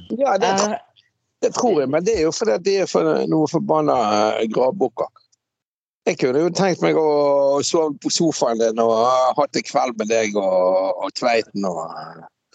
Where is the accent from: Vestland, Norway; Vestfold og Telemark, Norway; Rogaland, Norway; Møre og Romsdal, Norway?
Vestland, Norway; Bergen; jeg er jo fra Laksevåg. Jeg kommer jo fra jævla arbeiderstrøk